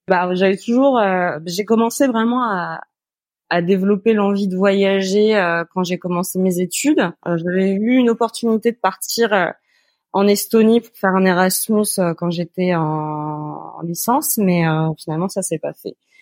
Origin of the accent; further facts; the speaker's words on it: Normandy, France; moved away as an adult; also born or lived in Rouen / Lyon / Louviers; now in Montreal, Canada; j'ai grandi en Normandie, pas loin de d'Evreux